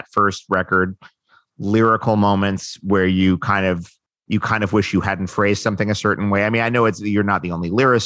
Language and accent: English; New York, United States; now in Los Angeles, United States; I grew up in New York. Now I live in L.A.